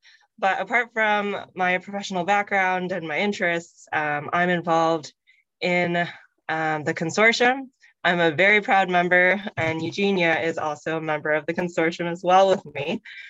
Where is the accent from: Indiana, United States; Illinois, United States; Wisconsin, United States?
Illinois, United States; Chicago; And I am a second generation Korean American, part of the AABA, and I was born and raised in Chicago.